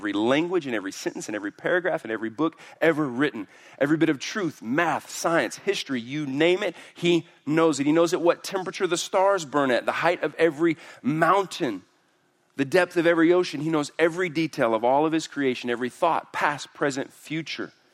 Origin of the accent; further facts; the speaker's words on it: Houston, Texas, United States; I'm from Houston